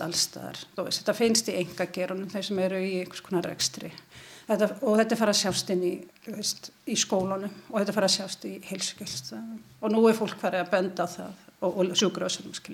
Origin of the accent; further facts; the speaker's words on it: Ísafjörður, Westfjords, Iceland; ég er frá Ísafjörðu